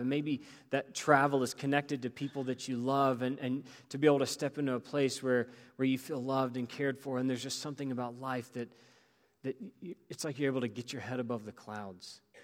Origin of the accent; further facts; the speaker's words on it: Greensboro, North Carolina, United States; growing up in Greensboro